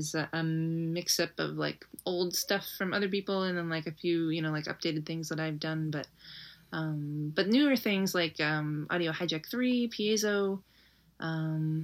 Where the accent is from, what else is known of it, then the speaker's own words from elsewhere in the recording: Florida, United States; also born or lived in Arcata, California / Yosemite National Park, California; now in Portland, United States; I'm originally from Florida, actually, but I moved to California in 2002